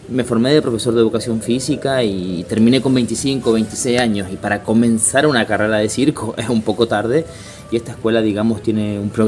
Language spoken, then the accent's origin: Spanish; Chile; moved away as an adult; also born or lived in Buenos Aires, Argentina / Rio de Janeiro, Brazil; now in Italy; llevo casi nueve años fuera de Chile. Eh, creo que mi acento ya no es 100% chileno.